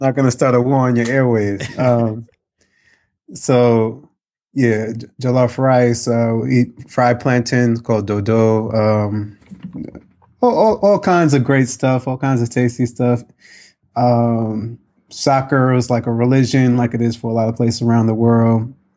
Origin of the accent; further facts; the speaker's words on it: New York, United States; I grew up in New York, very diverse